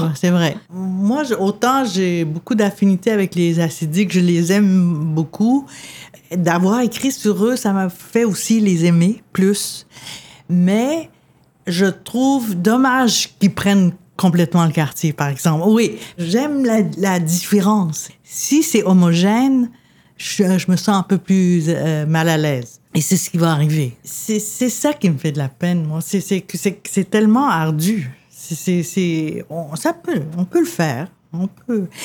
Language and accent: French; Quebec, Canada; also born or lived in Lebanon; je suis Québécoise, je suis plus Québécoise que beaucoup de monde